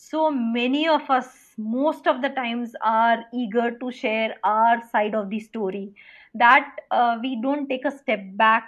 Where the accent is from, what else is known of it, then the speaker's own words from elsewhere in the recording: India; as an Indian